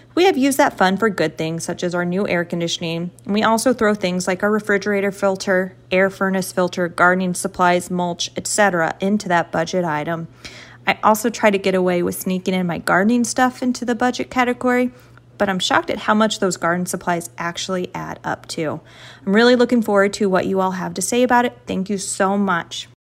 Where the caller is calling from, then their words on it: Columbia, Missouri, United States; I am calling from Columbia, Missouri